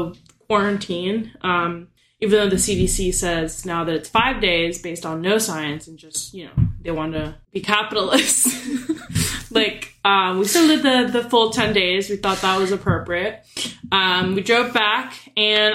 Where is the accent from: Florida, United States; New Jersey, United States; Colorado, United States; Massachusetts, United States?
Florida, United States; moved away; I'm from Florida, and this was my first time going home since the panini started.